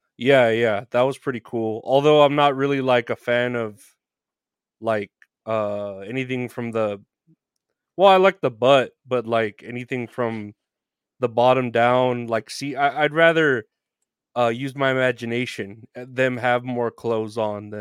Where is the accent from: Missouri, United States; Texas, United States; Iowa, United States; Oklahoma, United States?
Texas, United States; San Antonio; I'm from San Antonio.